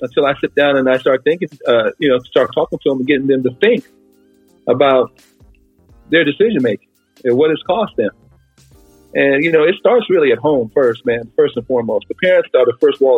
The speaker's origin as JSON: {"language": "English", "town": "New York City", "region": "New York", "country": "United States", "tie": "born or raised there", "moved": "as an adult", "lives_now": "San Bernardino County, United States", "said": "growing up in New York City"}